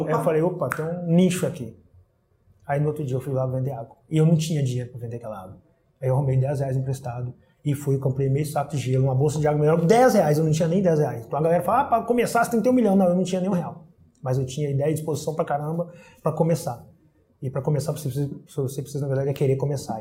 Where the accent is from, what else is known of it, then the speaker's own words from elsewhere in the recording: Pitangui, Minas Gerais, Brazil; now in Rio de Janeiro, Brazil; Sou mineiro, pô, nasci em Pitangui, Minas Gerais.